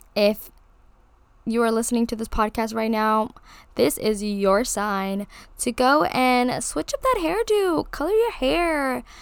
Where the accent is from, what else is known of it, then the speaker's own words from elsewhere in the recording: Hawaii, United States; being born and raised in Hawaii, I live, like, ten minutes down from Waikiki Beach